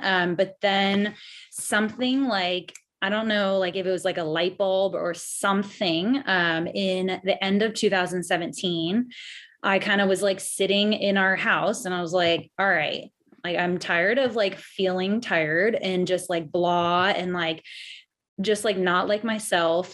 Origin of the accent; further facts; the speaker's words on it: San Diego, California, United States; now in Louisville, United States; I am from San Diego, California, but I live in Louisville, Kentucky